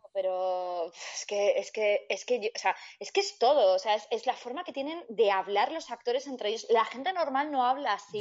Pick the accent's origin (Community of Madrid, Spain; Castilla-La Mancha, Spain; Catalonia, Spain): Community of Madrid, Spain; Madrid; hablo un poco mal porque soy de Madrid